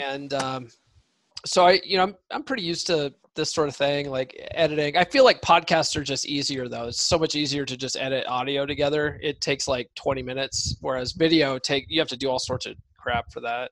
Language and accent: English; Colorado, United States; moved away; also born or lived in San Diego; I grew up in Colorado